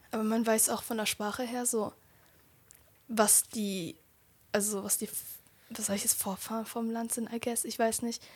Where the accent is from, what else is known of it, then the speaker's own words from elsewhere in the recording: Germany; ich bin ja in Deutschland hier so geboren und aufgewachsen